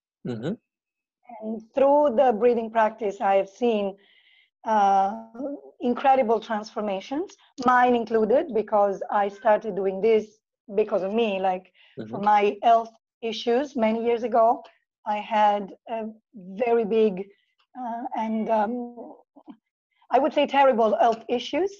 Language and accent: English; Italy; moved away as an adult; now in Phuket, Thailand; I am originally from Italy